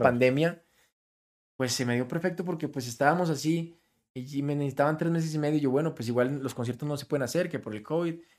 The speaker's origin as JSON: {"language": "Spanish", "country": "Colombia", "said": "siendo colombiano."}